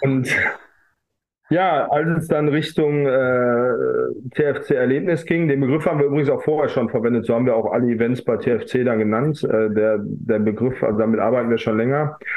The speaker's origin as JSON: {"language": "German", "town": "Essen", "region": "North Rhine-Westphalia", "country": "Germany", "tie": "born or raised there", "said": "die Stadt Essen, äh, meine Heimatstadt"}